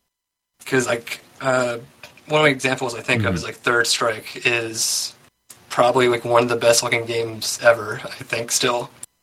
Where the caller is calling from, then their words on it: Delaware, United States; from Delaware.